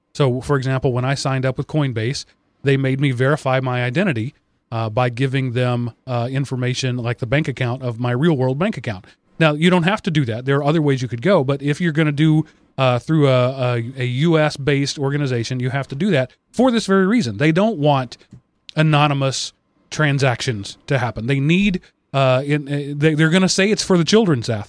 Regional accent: United States; I was born in the U S

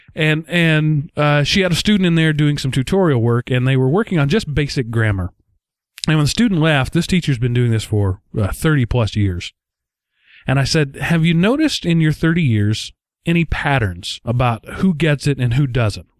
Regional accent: Texas, United States; accent: Texas; my accent is thicker. My Texas comes out more when I get tired at the end of a long day

